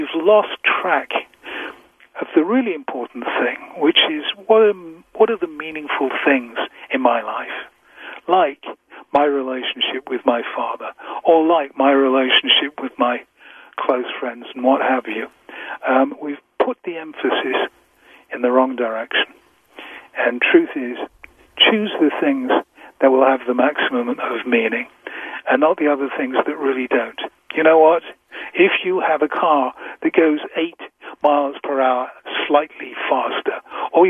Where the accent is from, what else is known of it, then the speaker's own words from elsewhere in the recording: England, United Kingdom; I'm so English